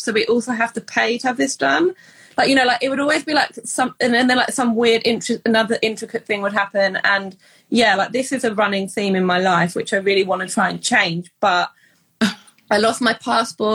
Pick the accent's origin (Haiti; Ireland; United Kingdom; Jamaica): United Kingdom; England; moved away as an adult; now in Canada; we're English